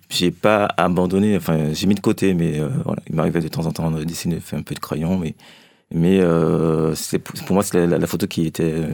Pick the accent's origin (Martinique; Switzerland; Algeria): Martinique; Fort-de-France; now in France; J'ai grandi en Martinique, oui.